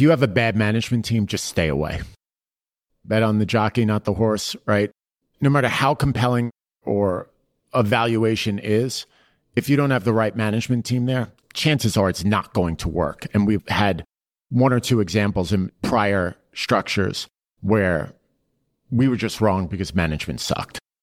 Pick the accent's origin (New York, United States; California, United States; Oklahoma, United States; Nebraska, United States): New York, United States; New York City; growing up in Queens, working on Wall Street was what I wanted